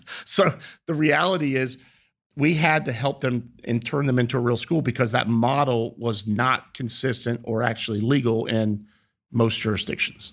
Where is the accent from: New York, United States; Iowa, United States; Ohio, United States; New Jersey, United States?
Ohio, United States; Reynoldsburg; also born or lived in Heidelberg, Germany; my upbringing was in Reynoldsburg, Ohio.